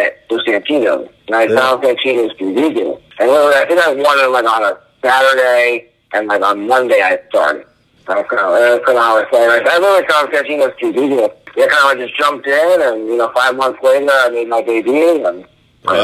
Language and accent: English; New Jersey, United States; I'm from New Jersey